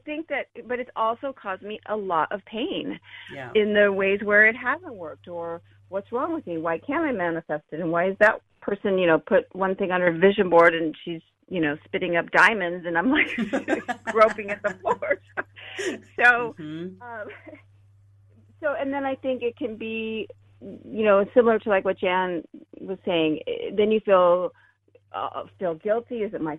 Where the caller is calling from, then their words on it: San Diego, California, United States; Hi. And I'm calling from San Diego.